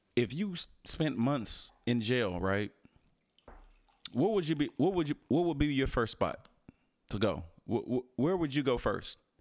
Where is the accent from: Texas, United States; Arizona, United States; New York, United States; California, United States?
Texas, United States; Houston; moved away; I was raised in Houston